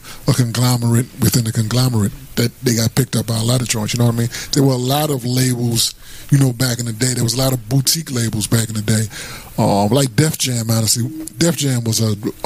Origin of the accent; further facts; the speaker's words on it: Atlantic City, New Jersey, United States; I'm originally from AC, you know what I mean? South Jersey.